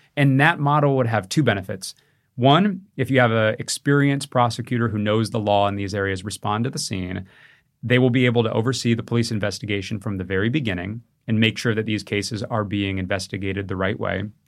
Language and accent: English; California, United States; Growing up in California